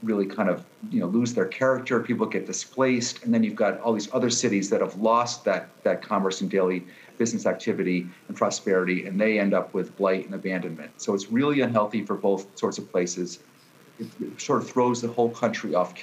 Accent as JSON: {"language": "English", "town": "Pittsfield", "region": "Massachusetts", "country": "United States", "tie": "born or raised there", "also_born_or_lived": "Washington, D.C.", "moved": "yes"}